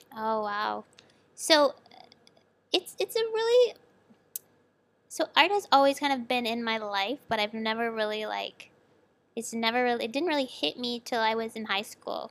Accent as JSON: {"language": "English", "area": "Toronto area", "region": "Ontario", "country": "Canada", "tie": "born or raised there", "also_born_or_lived": "Sackville, New Brunswick, Canada", "moved": "as an adult", "lives_now": "Shenzhen, China", "said": "I grew up in the Toronto area, just, like, forty minutes west"}